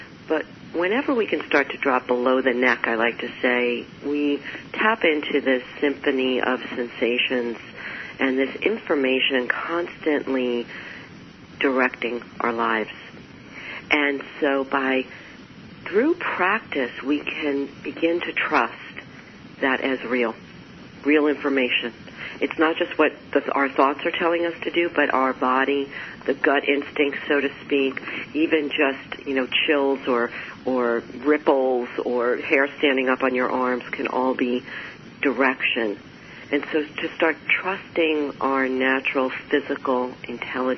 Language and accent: English; New York, United States; I'm a New Yorker, I'm an Italian New Yorker